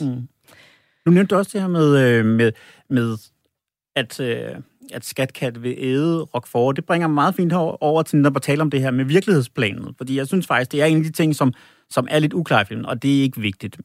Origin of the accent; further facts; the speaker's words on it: Holbæk, Zealand, Denmark; jeg kommer jo fra Holbæk